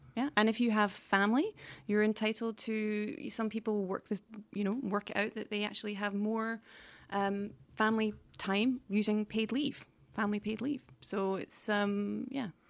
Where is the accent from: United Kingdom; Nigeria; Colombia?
United Kingdom; now in Stockholm, Sweden; the U K where I'm from